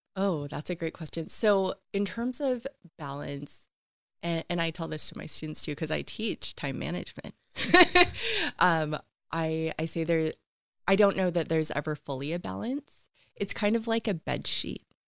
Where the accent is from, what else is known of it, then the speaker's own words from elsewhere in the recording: West Richland, Washington, United States; I grew up in Eastern Washington in West Richland, um, actually in a trailer park area.